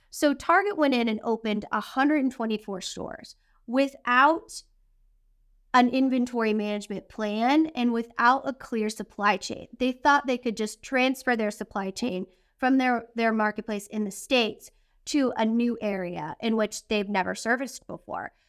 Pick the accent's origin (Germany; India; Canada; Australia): Canada; And so, being Canadian, Jordy